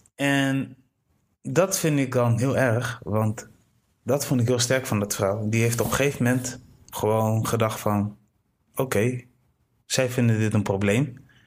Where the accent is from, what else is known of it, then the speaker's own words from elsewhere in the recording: Delfzijl, Groningen, Netherlands; ik ben geboren in Delfzijl